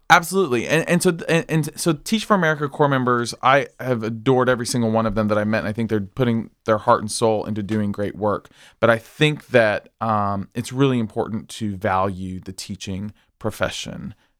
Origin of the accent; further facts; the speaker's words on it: Springdale, Arkansas, United States; moved away as an adult; also born or lived in Philadelphia; now in Wilmington, Delaware, United States; I am from Springdale, Arkansas, also known as Chickendale.